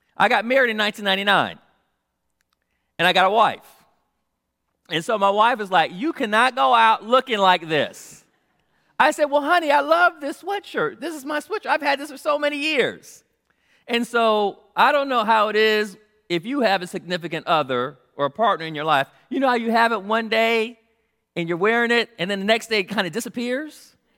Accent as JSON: {"language": "English", "town": "Los Angeles", "region": "California", "country": "United States", "tie": "born or raised there", "said": "I was born in South Central Los Angeles"}